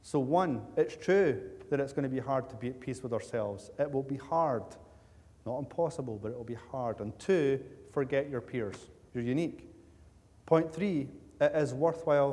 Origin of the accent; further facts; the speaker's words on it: Cumbernauld, Scotland, United Kingdom; the people that I grew up with in Cumbernauld Baptist Church